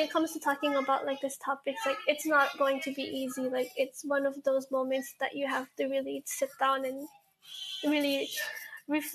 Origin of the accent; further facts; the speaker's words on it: Hawaii, United States; growing up in Hawaii.